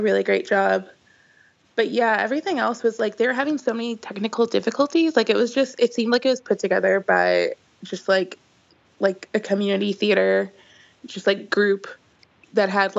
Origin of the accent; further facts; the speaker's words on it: Chicago suburbs, Illinois, United States; I grew up in the Chicago suburbs